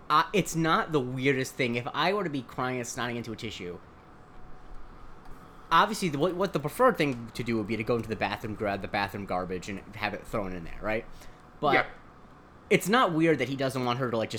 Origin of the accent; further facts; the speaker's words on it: Punta Gorda, Florida, United States; my hometown in Florida, Punta Gorda, Florida